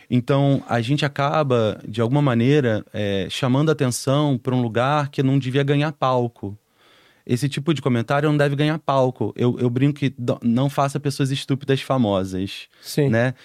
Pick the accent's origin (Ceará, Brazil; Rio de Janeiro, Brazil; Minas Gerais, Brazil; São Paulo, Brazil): Rio de Janeiro, Brazil; São Gonçalo; a família saiu de lá foi morar em São Gonçalo, que é do outro lado da ponte, que é Sim. em Niterói, né? Pro lado de Niterói. E foi onde eu passei até os meus 17 anos